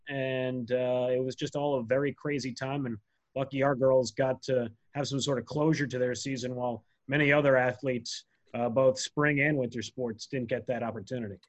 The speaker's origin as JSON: {"language": "English", "region": "New Jersey", "country": "United States", "tie": "born or raised there", "said": "a teenager, uh, growing up in New Jersey"}